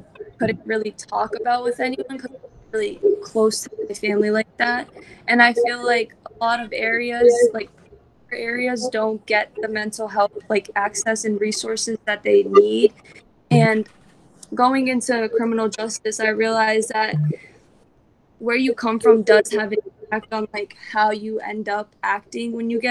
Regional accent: Attleboro, Massachusetts, United States; I grew up in Attleboro

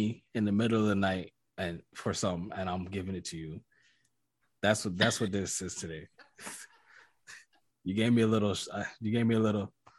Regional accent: Jamaica; now in Canada; I was born in Jamaica, and most of my family lives in the States.

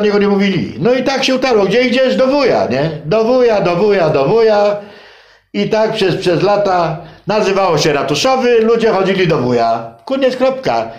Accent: Poland; ja się urodziłem i wychowałem na ulicy Wolności

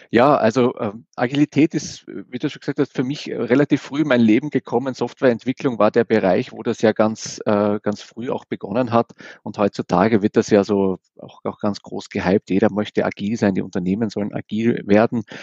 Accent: Vienna, Austria; now in Essen, Germany; Ich bin so ein Wiener, ich komme also ursprünglich mal aus Wien. Äh, und ja, wer bin ich so? Ich bin, äh, wohne jetzt in Essen

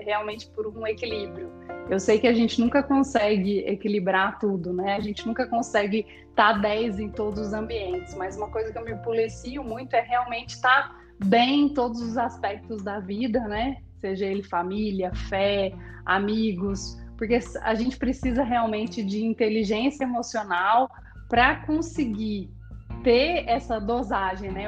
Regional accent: Cuiabá, Mato Grosso, Brazil; moved away as an adult; also born or lived in Rio Grande do Sul; now in Goiânia, Brazil; Nasci no Rio Grande do Sul, mas me criei no Mato Grosso e tive minha história profissional toda em Cuiabá.

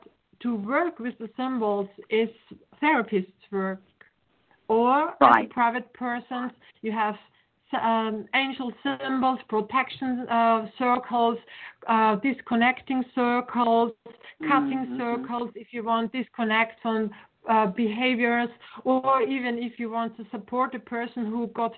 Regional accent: Vienna, Austria; English is a second language; I'm from Vienna

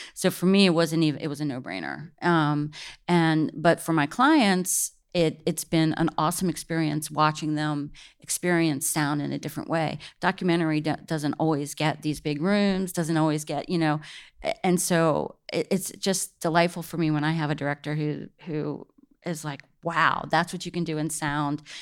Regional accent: Washington, District of Columbia, United States; I'm from the East Coast, from the D C area

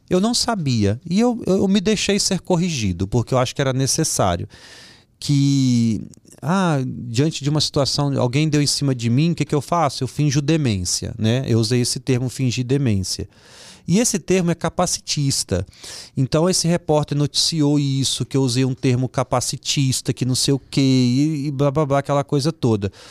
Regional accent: Vitória, Espírito Santo, Brazil; eu estava fazendo um evento lá na minha terra, no Espírito Santo, em Vitória

